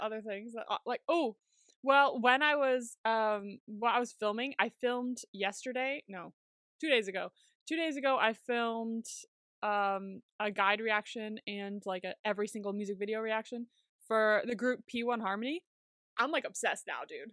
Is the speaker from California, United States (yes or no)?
yes; California, United States; moved away; I grew up in California